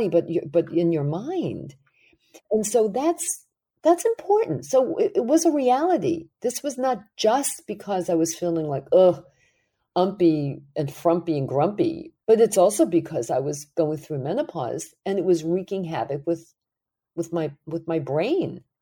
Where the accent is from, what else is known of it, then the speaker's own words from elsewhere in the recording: New York City, New York, United States; when I was growing up in Brooklyn